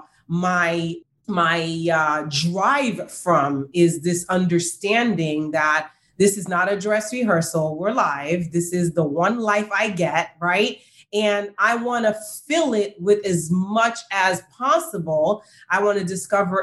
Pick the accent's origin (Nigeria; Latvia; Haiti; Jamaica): Haiti; moved away; I grew up in Haiti